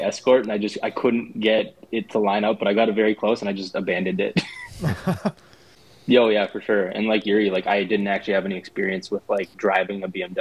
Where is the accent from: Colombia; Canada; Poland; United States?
Poland; moved away; I grew up in Poland. I was very, very young